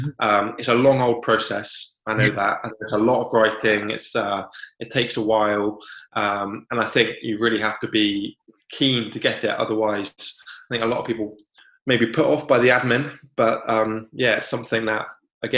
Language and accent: English; Cornwall, South West England, United Kingdom; moved away as an adult; now in Devon, United Kingdom; I grew up in Cornwall, and I've now moved to Devon